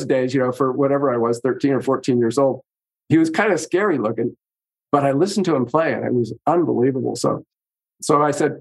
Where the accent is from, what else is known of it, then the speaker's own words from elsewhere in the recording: San Francisco Bay Area, California, United States; now in Colorado, United States; I grew up in the San Francisco Bay Area back in the 60s